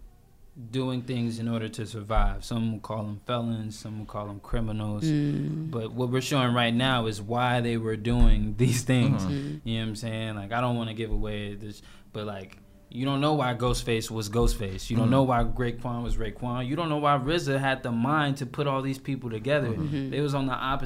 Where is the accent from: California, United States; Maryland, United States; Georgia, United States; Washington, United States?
Georgia, United States; Lithonia; I'm from Latonia, Georgia